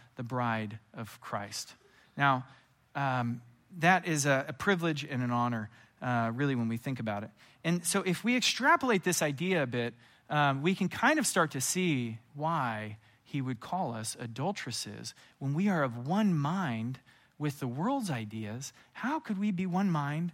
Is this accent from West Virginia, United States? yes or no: no; California, United States; I'm from California